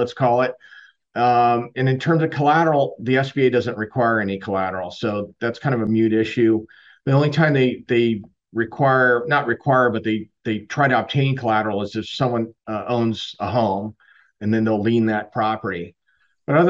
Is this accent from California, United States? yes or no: yes; Southern California, United States; moved away as an adult; also born or lived in San Diego / Chicago; now in Tampa, United States; I'm originally from Southern California